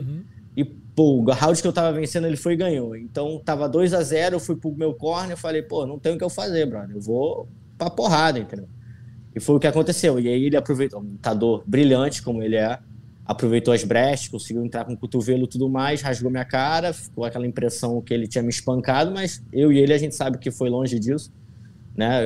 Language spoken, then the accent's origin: Portuguese; interior of Rio de Janeiro state, Brazil; moved away as an adult; now in Florida, United States; Eu venho do, de uma cidade do interior do Rio, que é sol o tempo todo, praia